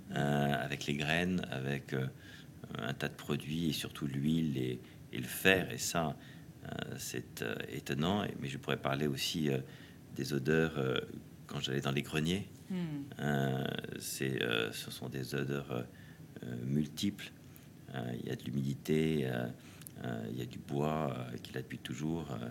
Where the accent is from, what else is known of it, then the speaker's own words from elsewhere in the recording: Paris, Île-de-France, France; also born or lived in Normandy; J'ai grandi d'abord évidemment à Paris, où j'étais élevé chez les jésuites à, Saint-Louis de Gonzague